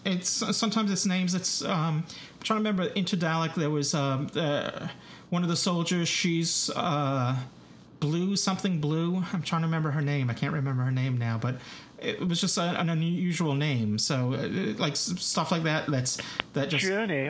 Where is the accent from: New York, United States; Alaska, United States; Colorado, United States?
New York, United States; accent: New York; my New York accent